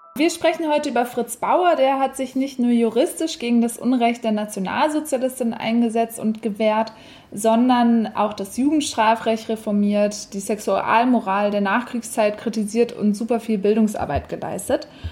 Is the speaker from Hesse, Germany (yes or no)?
yes; Frankfurt, Hesse, Germany; ich bin selbst in Frankfurt aufgewachsen